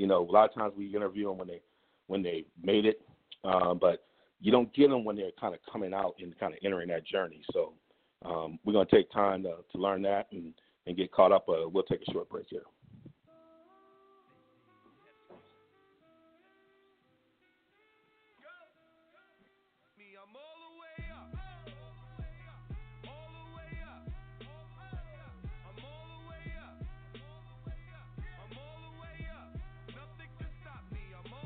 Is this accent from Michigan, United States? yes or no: yes; Ann Arbor, Michigan, United States; I grew up in Ann Arbor, Michigan